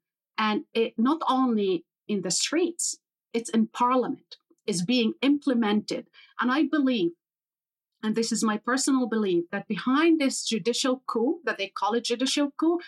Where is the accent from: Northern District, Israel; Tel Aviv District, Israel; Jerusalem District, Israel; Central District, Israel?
Jerusalem District, Israel; Jerusalem; also born or lived in Haifa; So I, you know, I grew up actually in Jerusalem, in East Jerusalem, under military occupation. My own family was from a city called Haifa and from Jerusalem. My mother was an Israeli citizen. I was born in Haifa, and thus I have an Israeli citizenship.